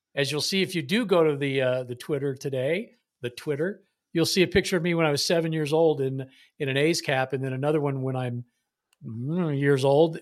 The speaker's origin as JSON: {"language": "English", "area": "Bay Area", "region": "California", "country": "United States", "tie": "born or raised there", "said": "I was born in Southern California, but escape the, uh, the clutches of the Angels because we moved up to the Bay Area and never looked back"}